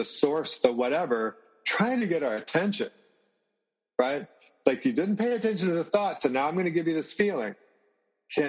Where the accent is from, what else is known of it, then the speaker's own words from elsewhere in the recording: the South, United States; now in Merida, Mexico; I grew up in the South.